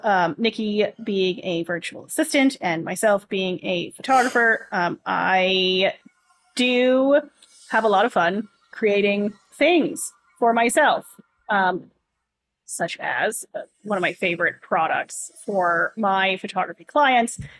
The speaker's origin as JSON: {"language": "English", "town": "Tiny", "region": "Ontario", "country": "Canada", "tie": "born there", "also_born_or_lived": "Coldwater / Owen Sound", "said": "so I was I was born in Tiny. I lived in a place called Coldwater. Yes, these are real places."}